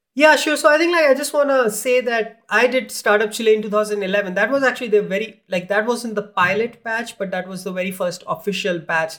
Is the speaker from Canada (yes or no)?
no; India; moved away; I grew up in India